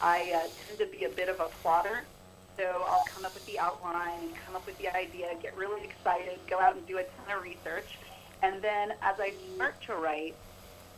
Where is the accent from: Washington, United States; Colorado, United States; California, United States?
California, United States; Bay Area; I am originally from the Bay Area